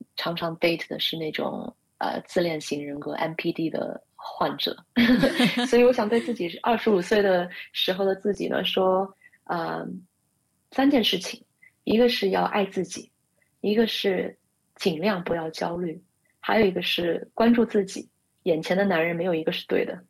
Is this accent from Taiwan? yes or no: no; Shanghai, China; moved away as an adult; now in United States; 我是上海出生长大的独生女